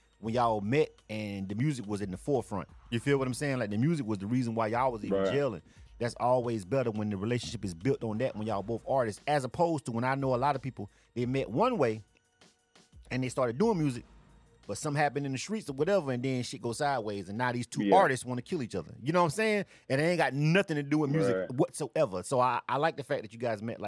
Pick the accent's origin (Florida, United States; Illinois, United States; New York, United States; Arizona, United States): Florida, United States; Panama City; moved away as an adult; now in Atlanta, United States; Being from Florida myself, I grew up, I'm telling my age right now. I grew up in the 90s. Like, I was living at home in the 90s